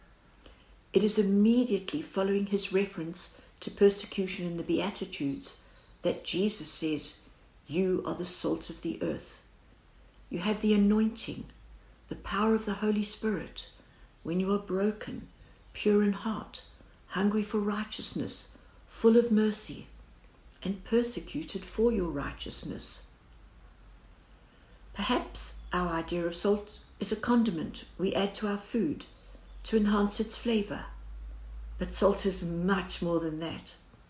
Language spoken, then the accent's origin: English; South Africa; As every South African will know